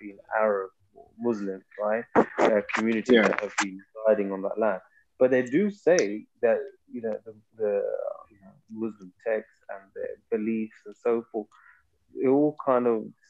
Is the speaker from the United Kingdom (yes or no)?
yes; United Kingdom; as British people